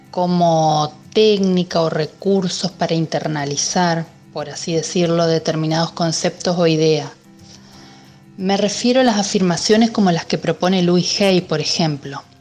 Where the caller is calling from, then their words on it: Paraná, Entre Ríos, Argentina; de Paraná, provincia de Entre Ríos, Argentina.